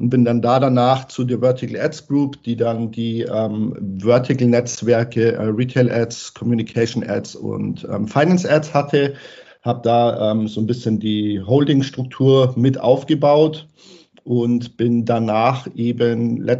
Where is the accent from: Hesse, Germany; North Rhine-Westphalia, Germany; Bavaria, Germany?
Bavaria, Germany; ansonsten bin ich Bayer durch und durch. Das hört man vielleicht hm. ab und zu in der Sprachfärbung.